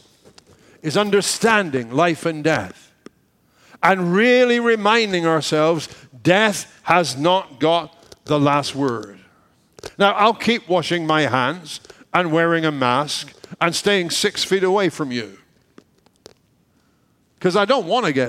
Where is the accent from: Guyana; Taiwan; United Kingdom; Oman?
United Kingdom; moved away; we're British